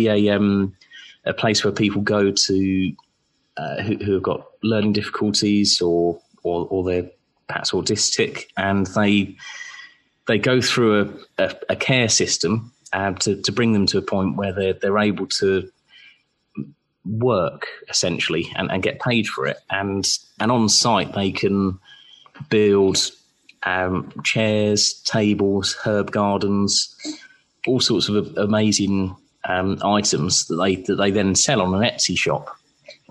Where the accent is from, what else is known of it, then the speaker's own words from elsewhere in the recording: Surrey, South East England, United Kingdom; moved away as an adult; now in Portsmouth, United Kingdom; I was born in Portsmouth and we both grew up in Surrey